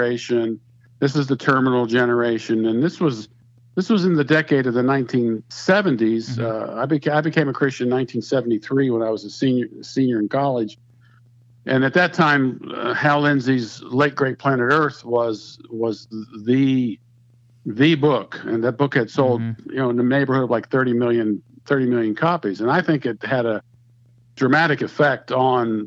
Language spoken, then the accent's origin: English; Pittsburgh, Pennsylvania, United States; moved away as an adult; now in Marietta, United States; I grew up in Pittsburgh, Pennsylvania